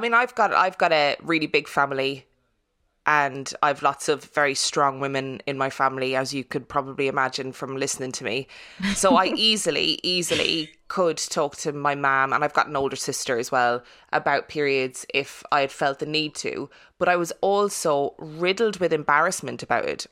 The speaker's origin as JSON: {"language": "English", "country": "Ireland", "tie": "born or raised there", "said": "I'm I'm Irish and I'm from Catholic Ireland"}